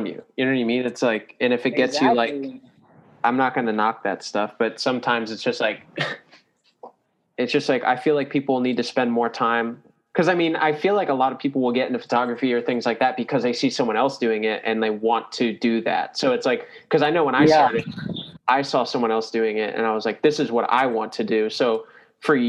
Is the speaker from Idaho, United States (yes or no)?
no; New Smyrna Beach, Florida, United States; I grew up with him in New Smyrna